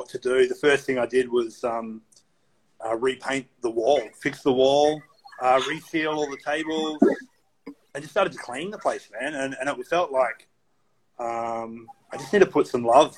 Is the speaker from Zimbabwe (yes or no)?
no; Australia; moved away as an adult; now in United States; coming from Australia, like what we grew up with in Australia